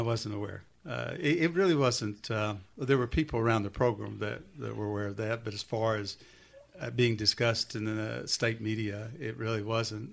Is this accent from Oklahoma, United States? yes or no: yes; Duncan, Oklahoma, United States; moved away as an adult; also born or lived in Lexington, Kentucky; you couldn't pick a better, better little town to grow up in.